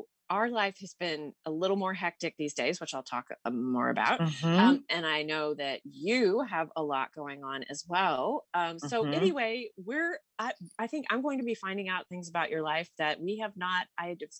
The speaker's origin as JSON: {"language": "English", "region": "Texas", "country": "United States", "tie": "born or raised there", "also_born_or_lived": "Austin, Texas / Seattle", "moved": "as an adult", "lives_now": "Petaluma, United States", "said": "my hometown or Austin, where I lived the majority of my time in Texas"}